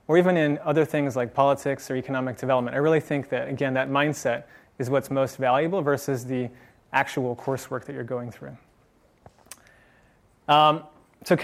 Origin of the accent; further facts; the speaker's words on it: San Francisco, California, United States; I'm one of the few locals. I was actually born in San Francisco. I grew up in Marin County, which, if you haven't been there, is great for hiking.